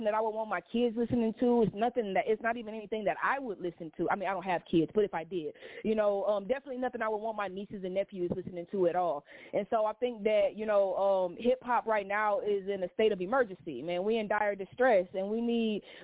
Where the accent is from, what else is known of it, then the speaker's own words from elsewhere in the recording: Detroit, Michigan, United States; now in Atlanta, United States; born and raised in Detroit. I live down here in Atlanta